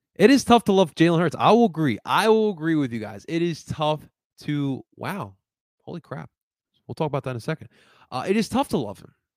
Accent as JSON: {"language": "English", "town": "Cherry Hill", "region": "New Jersey", "country": "United States", "tie": "born or raised there", "also_born_or_lived": "Philadelphia, Pennsylvania / Colombia", "said": "when I was about seven years old, I moved, me and my family moved to South Jersey from Philadelphia, but we always would stay in the Philadelphia area, never really left the area. Uh, grew up in South, uh, grew up in, uh, Cherry Hill, New Jersey"}